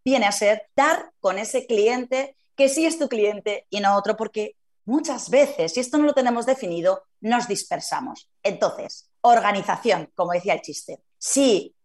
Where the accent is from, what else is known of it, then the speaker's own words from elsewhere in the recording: Zaragoza, Aragon, Spain; yo que soy de Zaragoza